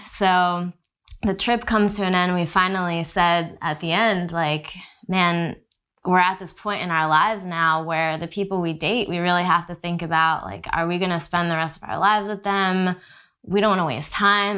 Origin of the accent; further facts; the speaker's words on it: New Jersey, United States; moved away as an adult; also born or lived in Texas; we grew up in New Jersey